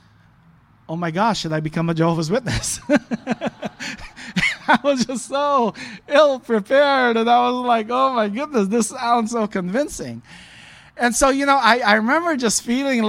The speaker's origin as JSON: {"language": "English", "town": "Los Angeles", "region": "California", "country": "United States", "tie": "born or raised there", "also_born_or_lived": "Philippines", "said": "I was born in the Philippines, left when I was 4 years old with my family, and we grew up mostly in the LA area"}